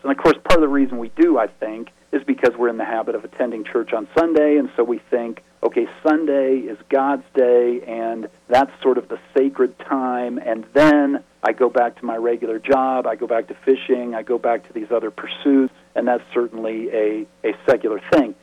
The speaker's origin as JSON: {"language": "English", "region": "the West", "country": "United States", "said": "I'm from the West"}